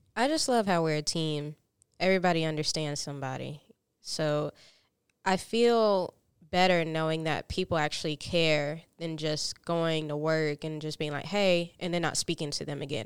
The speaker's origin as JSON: {"language": "English", "town": "Fountain Inn", "region": "South Carolina", "country": "United States", "said": "I'm from a small town called Fountain Inn, South Carolina"}